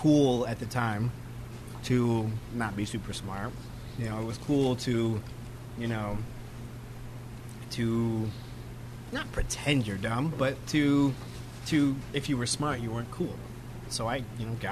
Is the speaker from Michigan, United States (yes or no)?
yes; Grand Rapids, Michigan, United States; also born or lived in Belding, Michigan; born in Grand Rapids and lived in a sketchy area with my mom and stepdad. We lived there till I was in about fifth grade